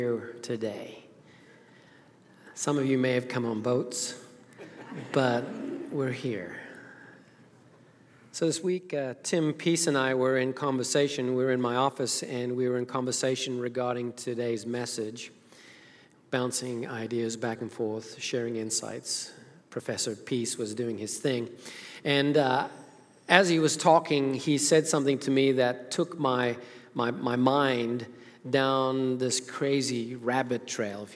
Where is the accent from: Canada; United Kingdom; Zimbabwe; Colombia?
Zimbabwe; moved away; as a child growing up in Zimbabwe, Africa